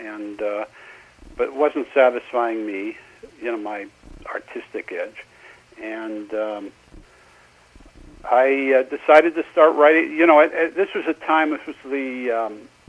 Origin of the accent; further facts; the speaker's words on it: Seattle, Washington, United States; moved away as an adult; also born or lived in Los Angeles; I'm originally from Seattle